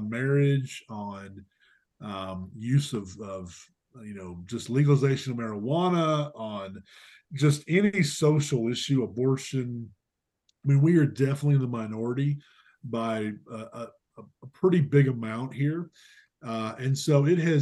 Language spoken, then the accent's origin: English; Alabama, United States; moved away as an adult; also born or lived in Indiana; now in Colorado, United States; growing up in Alabama